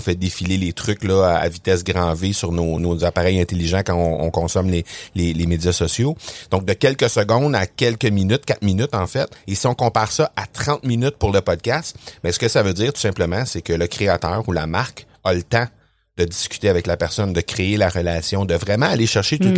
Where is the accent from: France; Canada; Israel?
Canada; Quebec; accent: Québécois; t'as pas mentionné que je viens du Québec. J'imagine que les gens ont compris à mon ah. accent que je viens du Québec